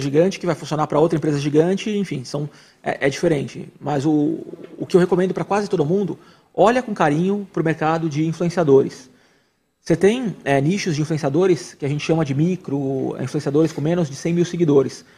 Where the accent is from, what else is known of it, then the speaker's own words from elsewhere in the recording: coast of São Paulo, Brazil; eu sou do litoral de São Paulo